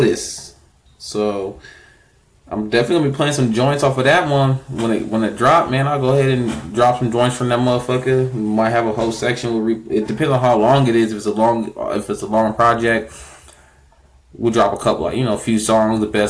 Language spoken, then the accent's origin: English; Inland Empire, California, United States; I'm from the Inland Empire